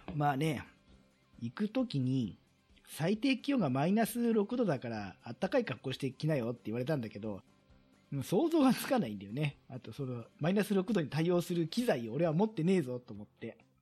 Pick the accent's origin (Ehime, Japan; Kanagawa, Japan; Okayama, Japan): Kanagawa, Japan; 私自身はもう神奈川生まれなんで